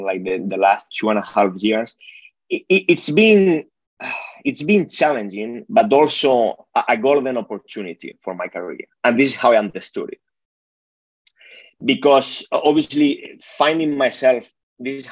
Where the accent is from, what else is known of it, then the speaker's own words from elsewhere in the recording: Spain; moved away; I'm originally from Spain, so my family is there.